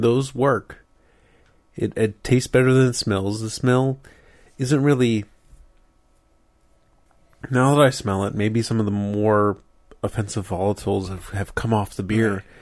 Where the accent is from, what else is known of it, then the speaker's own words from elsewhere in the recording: Franklin Park, Pennsylvania, United States; I grew up in Franklin Park, Pennsylvania